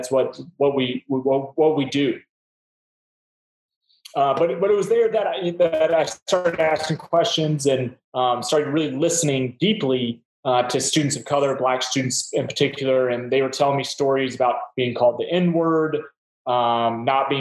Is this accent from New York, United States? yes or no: no; Mississippi, United States; also born or lived in New Orleans; I grew up in Mississippi